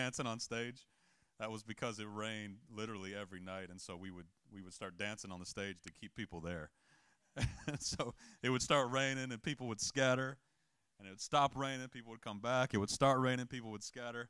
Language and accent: English; the South, United States; I'm a kid from the South